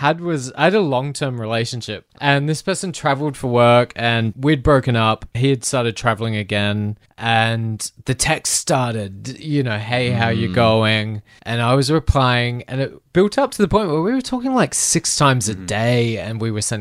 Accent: Adelaide, South Australia, Australia; moved away; Adelaide, which is also my hometown, which is also one of my least favorite places in the world.

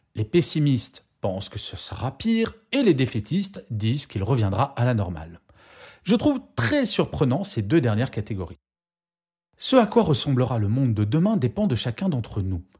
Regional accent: France; je suis extrêmement fier de mon pays

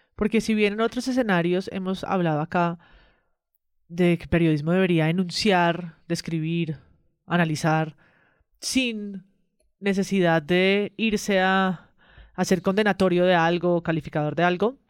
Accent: Colombia; que nos juntan como colombianos y como colombianas

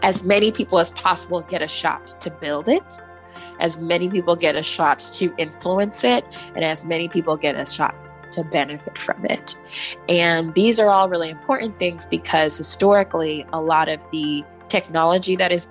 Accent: Nigeria; I am proudly from Nigeria

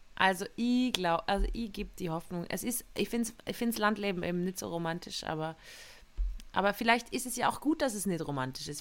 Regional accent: Tyrol, Austria; moved away; in Tirol, da wo ich aufgewachsen bin

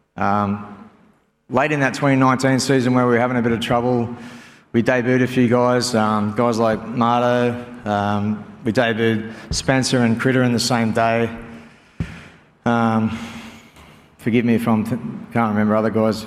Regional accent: Northern Beaches, New South Wales, Australia; also born or lived in Auckland, New Zealand; now in Penrith, Australia; we're from the Northern Beaches.

